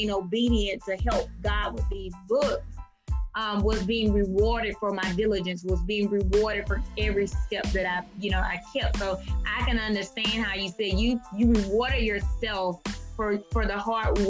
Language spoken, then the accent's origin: English; Mississippi, United States; moved away; also born or lived in Georgia; I'm from Mississippi, but I lived in Georgia at the time.